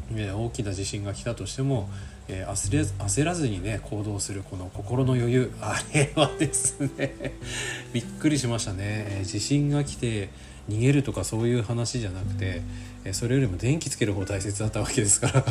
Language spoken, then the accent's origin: Japanese; Aomori, Japan; 僕ね出身青森県なんですよ